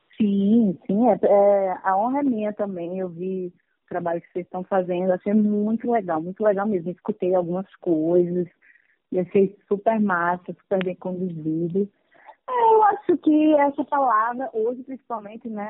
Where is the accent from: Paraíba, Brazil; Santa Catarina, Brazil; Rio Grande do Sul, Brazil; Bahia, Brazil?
Paraíba, Brazil; moved away as an adult; now in Rio de Janeiro, Brazil; ter nascido na Paraíba, no Nordeste